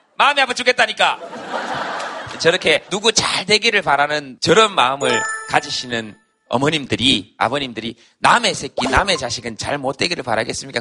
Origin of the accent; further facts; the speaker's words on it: Yeongcheon, North Gyeongsang, South Korea; moved away; 저도 막 이렇게 영천에 살았지만